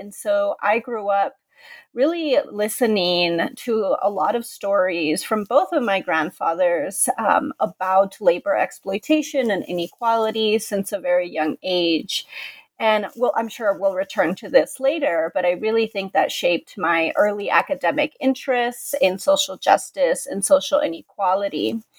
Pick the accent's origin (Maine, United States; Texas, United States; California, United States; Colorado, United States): California, United States; So I'm originally from California. I grew up in the Far East Bay in Contra Costa County, and I am the daughter of Mexican immigrants.